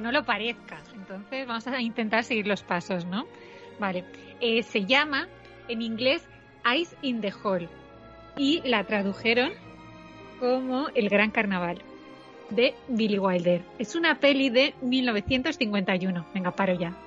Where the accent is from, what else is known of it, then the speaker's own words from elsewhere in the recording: Castellón, Valencian Community, Spain; la gente eh, de Castellón no es de Valencia